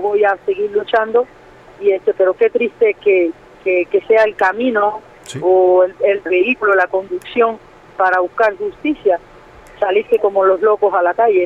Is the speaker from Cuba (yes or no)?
yes; Cuba; moved away as an adult; now in Mexico; me crié en Cuba